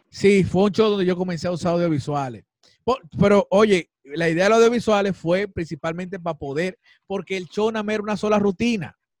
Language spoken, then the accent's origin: Spanish; Dominican Republic; uno como artista dominicano